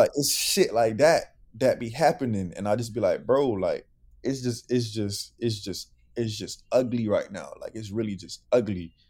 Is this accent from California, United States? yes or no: no; Broward, Florida, United States; I'm from Broward